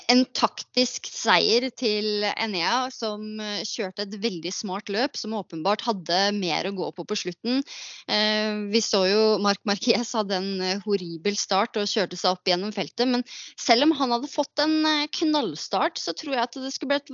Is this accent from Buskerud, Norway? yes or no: no; Halden, Østfold, Norway